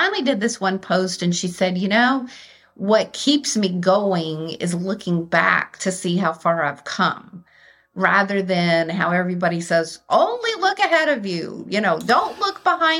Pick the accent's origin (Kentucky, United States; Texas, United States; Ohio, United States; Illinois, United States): Texas, United States; Austin; moved away as an adult; now in Atlanta, United States; I grew up in Austin and Texas